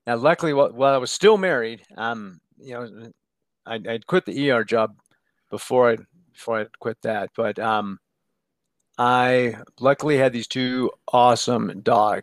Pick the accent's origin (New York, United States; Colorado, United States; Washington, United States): Colorado, United States; Denver; also born or lived in Boulder, Colorado / San Diego / Tahoe; So born in Boulder, Colorado, literally just born there and then went home later that day. Grew up in Denver